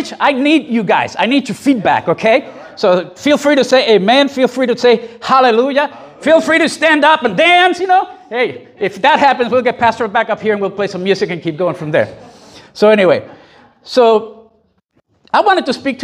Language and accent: English; Puerto Rico; I grew up in Puerto Rico in a very Catholic Latin environment